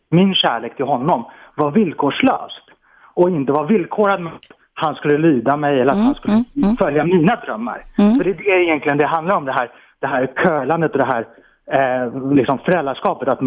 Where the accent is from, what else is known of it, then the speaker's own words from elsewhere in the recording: Iran; Swedish is a second language; now in Sweden; jag har själv eh, mm, ja, bakgrunden eh, som, som invandrare och är från Iran.